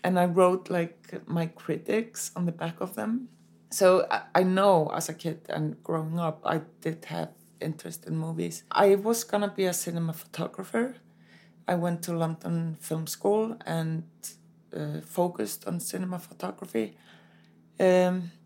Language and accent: English; Reykjavik, Capital Region, Iceland; I'm born and raised in Reykjavik, Iceland